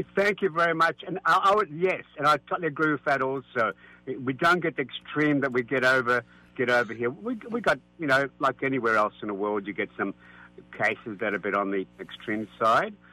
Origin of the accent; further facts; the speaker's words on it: Australia; now in San Francisco, United States; I'm from Australia